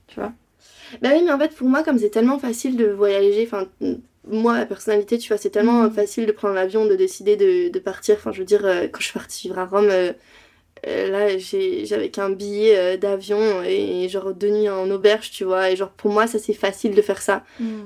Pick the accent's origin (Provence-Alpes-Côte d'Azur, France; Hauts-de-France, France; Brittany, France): Brittany, France; Rennes; moved away as an adult; also born or lived in New York; now in Paris, France; De Bretagne de Rennes